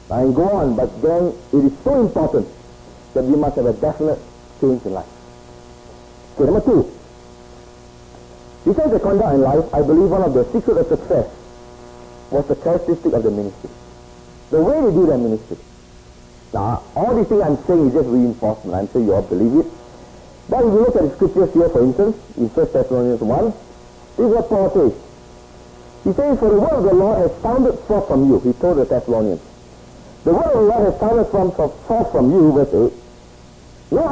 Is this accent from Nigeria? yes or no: no; Singapore; moved away as an adult; also born or lived in Hong Kong; I grew up in Singapore. It is sort of a little bit away from Hong Kong.